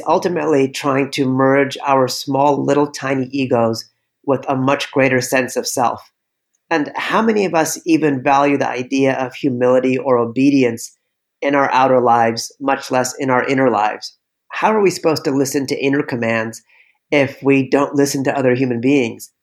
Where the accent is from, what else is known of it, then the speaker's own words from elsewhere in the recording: California, United States; now in New York City, United States; I grew up surfing in California.